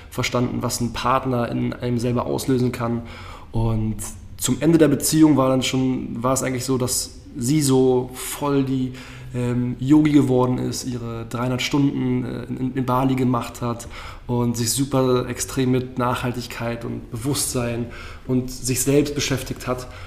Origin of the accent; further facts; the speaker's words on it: Berlin, Germany; Und wie es halt so in Berlin ist, bin selber aus Berlin und dann ist es schon sehr toxisch, das Nachtleben.